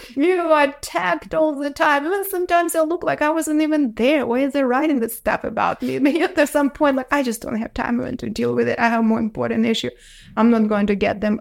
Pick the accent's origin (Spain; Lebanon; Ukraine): Ukraine; English is a second language; moved away as an adult; now in United States; I was born in Soviet Union in a little town